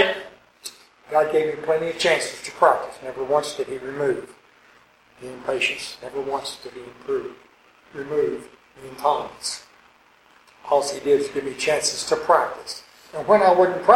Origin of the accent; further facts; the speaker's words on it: Arkansas, United States; moved away; also born or lived in California; I grew up in Arkansas, 35 miles from Memphis